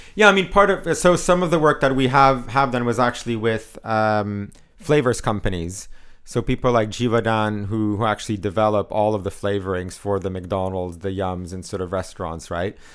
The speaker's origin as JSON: {"language": "English", "country": "Canada", "said": "I'm Canadian"}